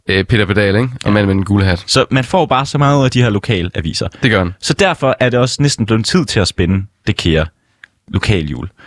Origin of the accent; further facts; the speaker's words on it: Struer, Central Denmark Region, Denmark; jeg er jo fra Struer, så det er tæt på min hjemmeegn jo